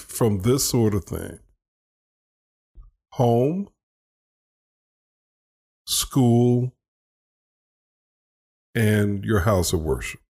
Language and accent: English; United States; as an American